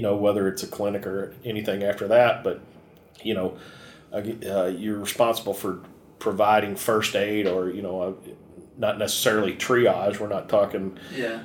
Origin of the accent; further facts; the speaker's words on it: Kentucky, United States; I grew up in Kentucky